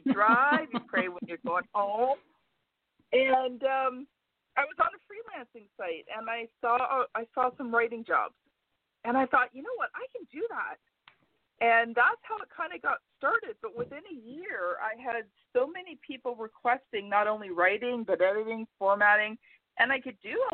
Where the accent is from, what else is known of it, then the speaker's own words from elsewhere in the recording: Canada; I'm Canadian